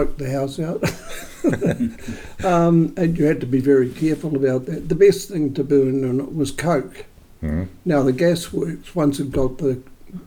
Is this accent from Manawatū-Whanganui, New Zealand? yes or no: yes; Woodville, Manawatū-Whanganui, New Zealand; also born or lived in Leeston / Pahiatua; I was brought up as a child in Woodville, one of five children.